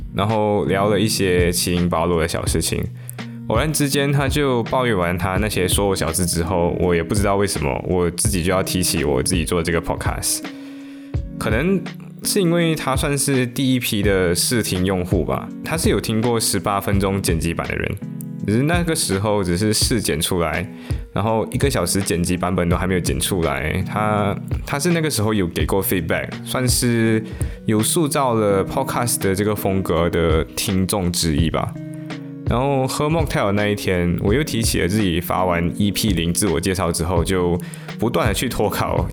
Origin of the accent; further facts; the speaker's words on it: Malaysia; 但是后来三月份马来西亚就进入了限行令嘛，也就是 MCO。于是我就回到我的故乡，我就安逸，我就在我的故乡里面安逸的度过了两个季度。